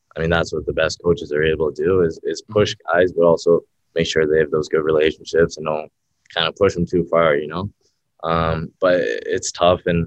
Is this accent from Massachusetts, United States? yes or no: yes; Boston, Massachusetts, United States; from Boston